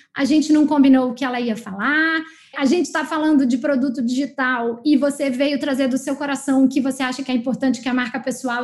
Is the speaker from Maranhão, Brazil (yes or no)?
yes; Maranhão, Brazil; No Maranhão, que é minha terra natal